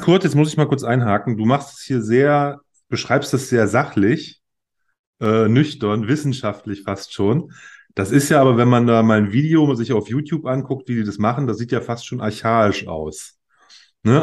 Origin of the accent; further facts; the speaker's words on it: Germany; als Deutscher